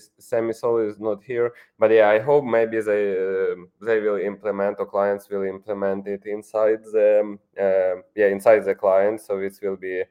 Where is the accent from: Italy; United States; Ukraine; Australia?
Ukraine; English is a second language; I'm from Ukraine.